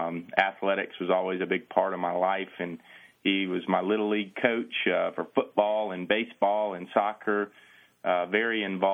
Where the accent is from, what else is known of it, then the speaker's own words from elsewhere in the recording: McIntosh, Florida, United States; also born or lived in Longview, Texas; But born in Longview, Texas, we moved to Central Florida when I was 6 years old and moved into a sleepy little town called McIntosh.